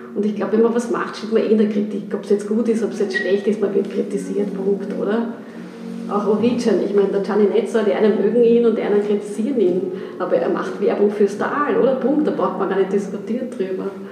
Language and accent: German; Austria; now in Switzerland; ich komme doch aus Österreich